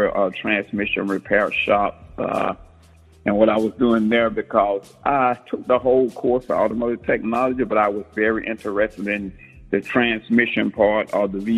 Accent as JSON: {"language": "English", "area": "born Jamaica, Queens, New York", "region": "the South", "country": "United States", "tie": "born or raised there", "also_born_or_lived": "Americus, Georgia / Florida", "moved": "as an adult", "lives_now": "New York City, United States", "said": "I was born in Jamaica, Queens, New York. Late in life, my parents decided to move to the South. So we moved to the South, where I was educated in a school in the South, where I graduated high school."}